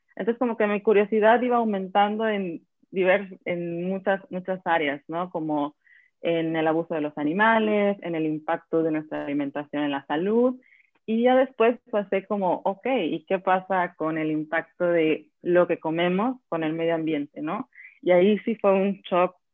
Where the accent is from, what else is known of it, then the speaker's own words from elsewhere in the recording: Acapulco, Guerrero, Mexico; moved away as an adult; also born or lived in Mexico City; now in Slovenia; yo soy acapulqueña, nací en Acapulco y me fui, crecí hasta la universidad